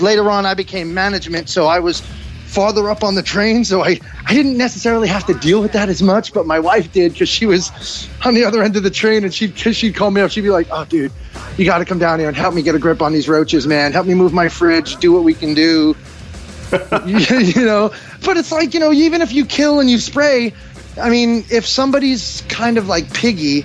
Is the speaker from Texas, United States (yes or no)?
no; New York, United States; accent: New York; I'm from New York